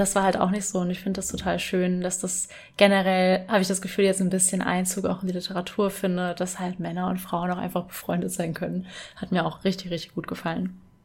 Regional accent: Rhenish Hesse, Rhineland-Palatinate, Germany; ich bin auch in Rheinhessen aufgewachsen

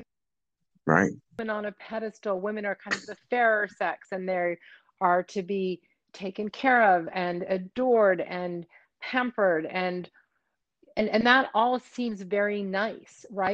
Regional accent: United States; moved away as an adult; now in Paris, France; I was born and raised in the States

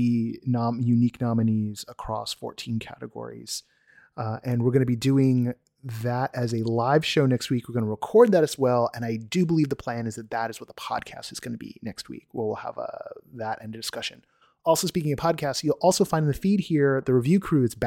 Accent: United States; I'm an American, like so many of you

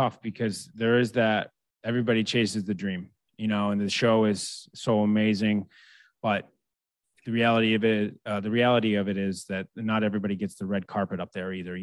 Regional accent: United States; being American.

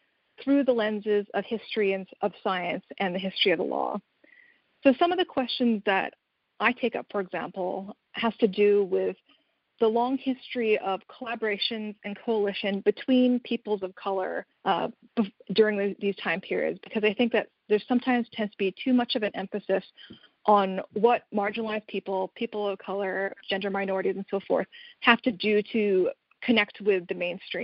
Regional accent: Canada; I'm actually Canadian

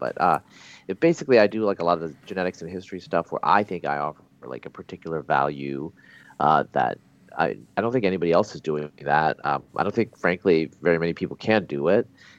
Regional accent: Pacific Northwest, United States; also born or lived in Bangladesh; I travel like between, you know, California, Texas, New York, Pacific Northwest, where I'm from, and I still have family, are the main points that I go to.

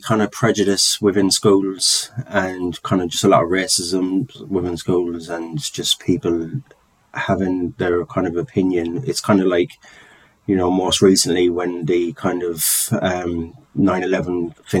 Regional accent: London, United Kingdom; being Irish and growing up in London, where the kind of height of the troubles and things were kicking off. So just putting up with a lot of prejudice for being Irish, really from a very young age

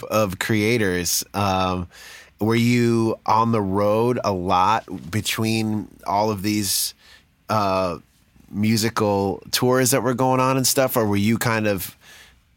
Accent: New York City, New York, United States; my dad worked in Manhattan, and I grew up in and outside of the city

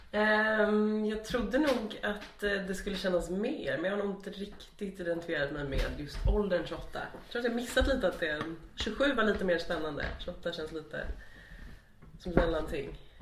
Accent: Stockholm, Stockholm County, Sweden; moved away as an adult; also born or lived in Lund; now in Malmö, Sweden; Jag har fötts där, jag har vuxit upp där, jag har eh, spenderat min absolut största del av livet där.

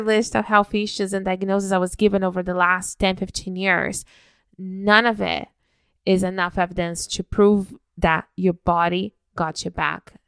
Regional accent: Brazil; moved away as an adult; now in Canada; I was raised in Brazil until my early twenties

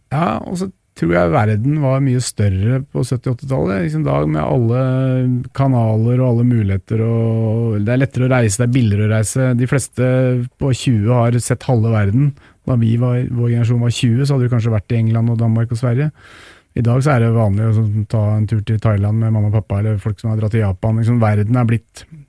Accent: Nesodden, Akershus, Norway; jeg er fra Nesodden, utafor Oslo. Ute i, ute i Oslofjorden fantastisk sted å vokse opp

